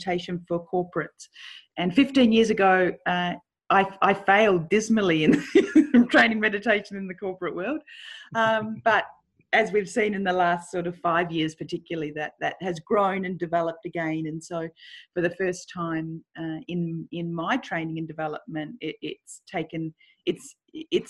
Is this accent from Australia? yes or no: yes; Melbourne, Victoria, Australia; I grew up in Melbourne in Australia